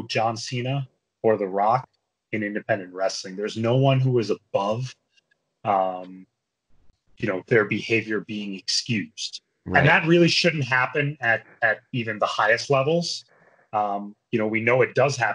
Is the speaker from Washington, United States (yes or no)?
no; New Jersey, United States; born and brought up in New Jersey